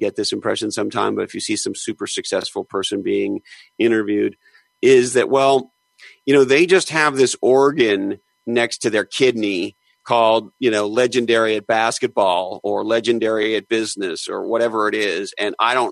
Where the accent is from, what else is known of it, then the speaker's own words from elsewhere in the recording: Eastern Canada, Canada; I grew up in Eastern Canada.